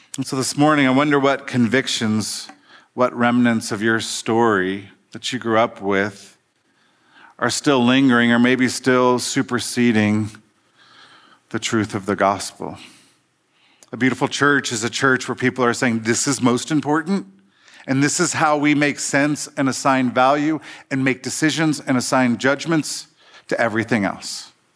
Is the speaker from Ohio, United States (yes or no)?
yes; Cincinnati, Ohio, United States; I grew up in Cincinnati in the eighties, Reagan years